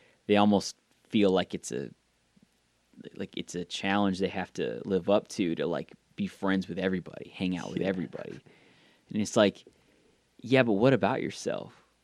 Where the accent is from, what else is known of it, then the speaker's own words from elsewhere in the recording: the South of the US, United States; accent: southern; sometimes the southern comes out of me.